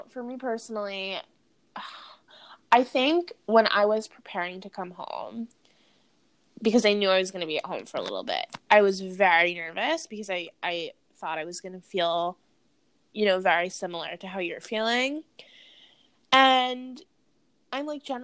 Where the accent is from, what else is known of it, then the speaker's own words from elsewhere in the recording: outside of New York, United States; I grew up outside of New York my whole life